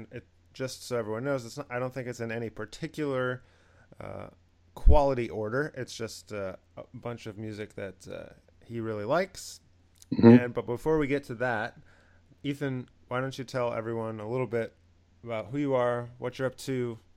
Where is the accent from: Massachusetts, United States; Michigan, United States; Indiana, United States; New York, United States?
New York, United States; Rochester; Rochester as somebody who grew up there.